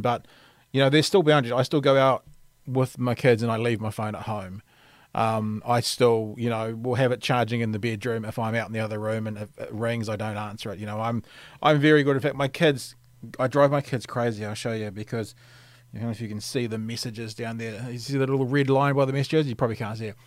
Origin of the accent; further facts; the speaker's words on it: Auckland, New Zealand; I grew up in Auckland